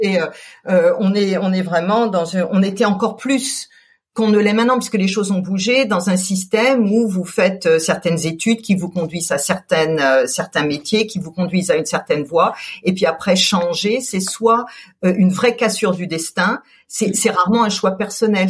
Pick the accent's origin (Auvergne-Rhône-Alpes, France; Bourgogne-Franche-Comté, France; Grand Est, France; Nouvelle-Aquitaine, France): Grand Est, France; Colmar; moved away; also born or lived in Paris; J'ai grandi en Alsace. Je suis née à Colmar